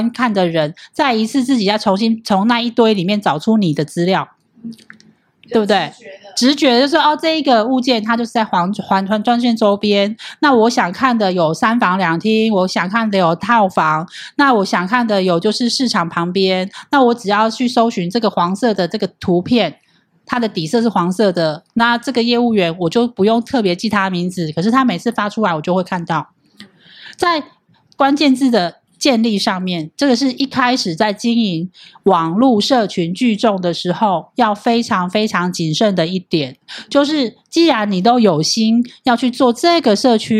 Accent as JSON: {"language": "Chinese", "town": "Hualien", "region": "Hualien County", "country": "Taiwan", "said": "像像我是花莲人啊，是哪一家？"}